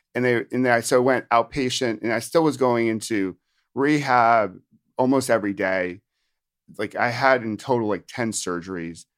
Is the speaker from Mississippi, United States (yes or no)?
no; upstate New York, United States; moved away as an adult; also born or lived in Virginia / Washington, D.C.; now in New Jersey, United States; I'm from New Jersey, but actually f, from originally upstate New York.